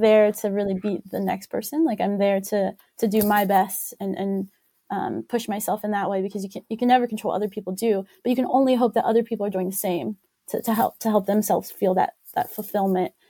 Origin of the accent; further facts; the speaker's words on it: West Virginia, United States; also born or lived in Ohio; I grew up in West Virginia, so I grew up on a, a jump rope team there